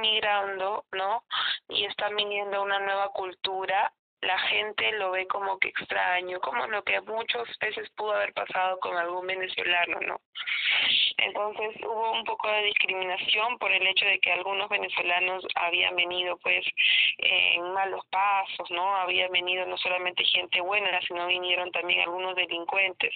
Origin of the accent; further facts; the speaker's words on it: Peru; acá en Perú se dice que so, somos una mezcla